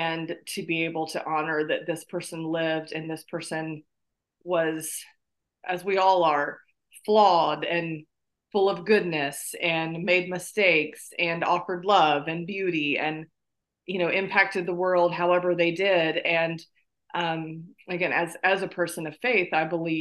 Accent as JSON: {"language": "English", "region": "South Carolina", "country": "United States", "tie": "born or raised there", "moved": "yes", "said": "I was born in North Carolina, grew up in South Carolina, now live in North Carolina again"}